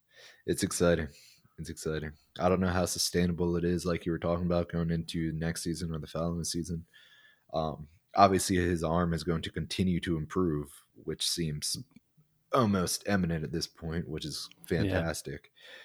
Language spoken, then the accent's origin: English; Baltimore, Maryland, United States; Yeah, I am from